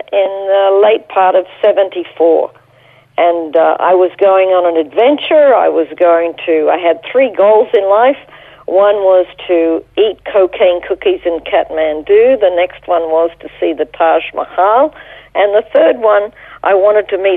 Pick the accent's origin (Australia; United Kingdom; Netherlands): Australia; Toowoomba, Queensland; moved away as an adult; also born or lived in Brisbane; now in Jerusalem, Israel; spent most of my childhood growing up and my pivotal years of education in Toowoomba